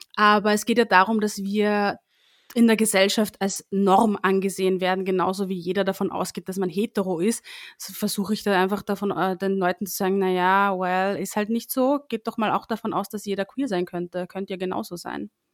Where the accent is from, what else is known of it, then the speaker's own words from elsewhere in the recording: Linz, Upper Austria, Austria; moved away as an adult; now in Vienna, Austria; ich ursprünglich aus Oberösterreich komme, eigentlich aus Linz. Hin und wieder hört man das auch raus, wenn ich spreche